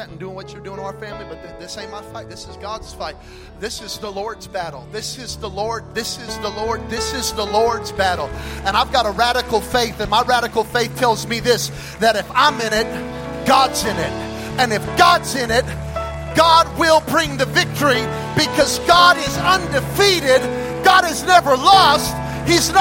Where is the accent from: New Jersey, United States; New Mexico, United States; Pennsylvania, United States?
New Mexico, United States; Belen; moved away; I'm from Belen, New Mexico, population 1,700, more dairy cows than people. I was born and raised in a trailer park.